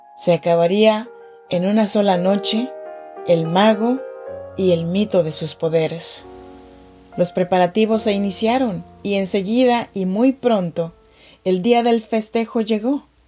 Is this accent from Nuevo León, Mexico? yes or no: no; Chinantec region, Oaxaca, Mexico; now in Sacramento, United States; Yo soy mexicana, oaxaqueña, de la región chinanteca